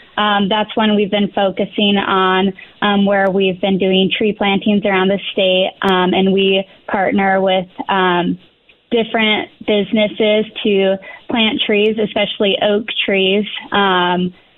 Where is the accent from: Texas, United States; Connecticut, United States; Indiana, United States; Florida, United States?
Indiana, United States; Indianapolis; moved away as an adult; also born or lived in Steamboat Springs, Colorado; I'm originally from Indianapolis, and I got my degree at IU in outdoor recreation